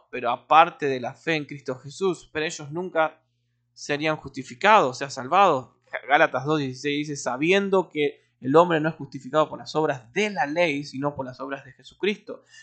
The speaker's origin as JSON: {"language": "Spanish", "country": "Argentina", "said": "Eh, como buen argentino tomando mate"}